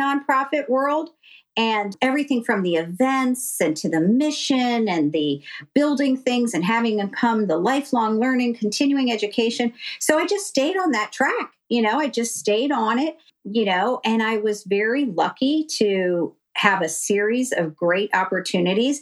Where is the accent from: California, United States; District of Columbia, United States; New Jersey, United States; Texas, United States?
District of Columbia, United States; Washington; I'm a native Washingtonian. I was born and raised in Washington, D.C.